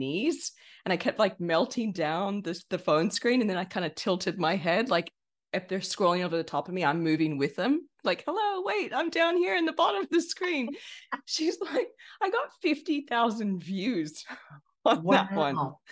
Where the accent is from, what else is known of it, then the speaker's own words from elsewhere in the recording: California, United States; accent: American; moved away as an adult; now in Sydney, Australia; I'm originally from California in the States.